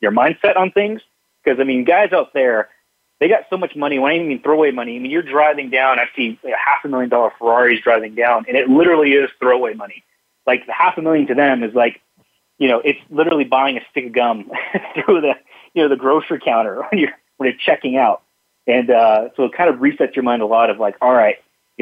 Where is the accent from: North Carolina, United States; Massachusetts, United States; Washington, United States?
Washington, United States; Seattle; now in Boise, United States; I grew up in Seattle